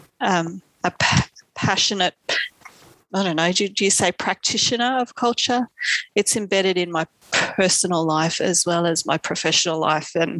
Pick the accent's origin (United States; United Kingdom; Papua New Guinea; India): Papua New Guinea; Central Province; now in Australia; I am a Papua New Guinea Australian woman, and I'm from specifically from Papua, so Central Province, Papua New Guinea. My village is Gubba